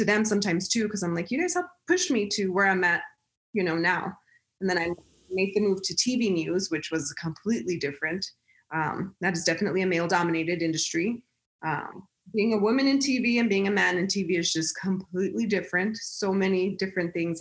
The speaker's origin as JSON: {"language": "English", "town": "El Paso", "region": "Texas", "country": "United States", "tie": "born or raised there", "said": "I'm born and raised in El Paso, Texas"}